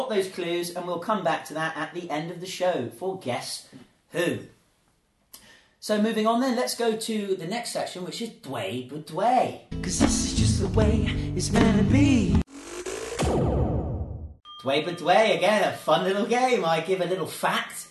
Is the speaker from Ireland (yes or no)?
no; England, United Kingdom; now in Zhuhai, China; I was born in England too